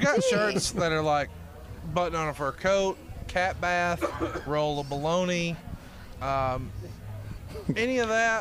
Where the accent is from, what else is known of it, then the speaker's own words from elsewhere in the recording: Alabama, United States; I'm from Alabama